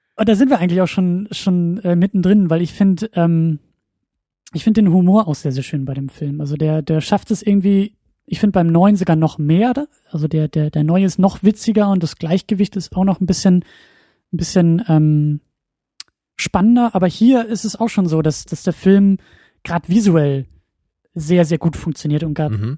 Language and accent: German; Husum, Schleswig-Holstein, Germany; moved away as an adult; now in Kiel, Germany; nachdem ich selber meinen Heimatort verlassen habe